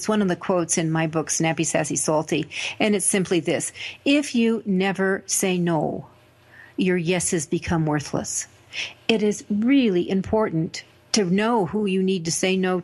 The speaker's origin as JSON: {"language": "English", "town": "Denver", "region": "Colorado", "country": "United States", "said": "I come from Denver"}